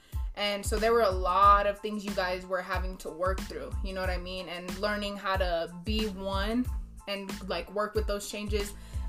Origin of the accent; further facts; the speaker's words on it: Raton, New Mexico, United States; the junior college that's literally like 20 minutes away from my hometown, Raton, New Mexico.